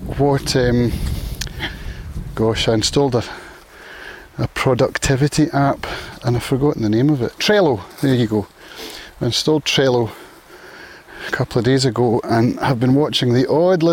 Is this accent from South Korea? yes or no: no; Prestwick, Scotland, United Kingdom; now in Isle of Arran, United Kingdom; Prestwick apparently, which is my hometown